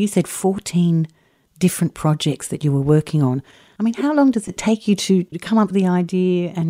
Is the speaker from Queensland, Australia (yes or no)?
no; Sydney, New South Wales, Australia; us Sydney-siders